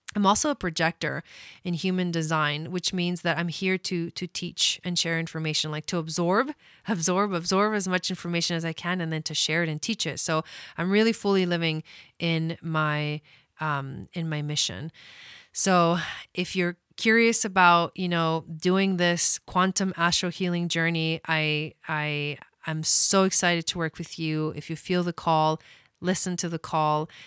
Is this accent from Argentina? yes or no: yes; Argentina; I'm from Argentina